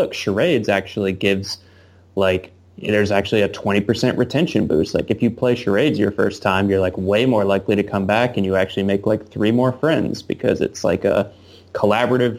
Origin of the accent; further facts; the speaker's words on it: rural Virginia, United States; moved away as an adult; also born or lived in Blacksburg / Nashville; now in Seattle, United States; my hometown because I live in, like, you know, rural Virginia or something, like, where I grew up